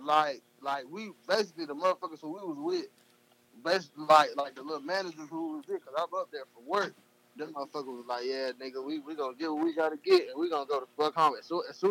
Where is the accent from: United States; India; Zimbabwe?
United States; the South; I'm from the South